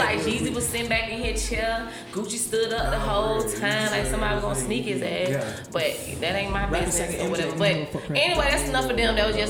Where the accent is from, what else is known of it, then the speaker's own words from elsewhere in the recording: Atlanta, Georgia, United States; I'm straight Atlanta, baby. Kirkwood, baby. Hood, baby. The only original house on Clifton Street, boo.